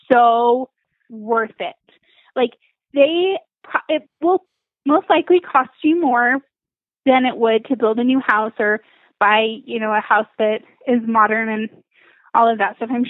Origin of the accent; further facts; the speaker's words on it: Salt Lake City, Utah, United States; now in St. George, United States; I grew up in Salt Lake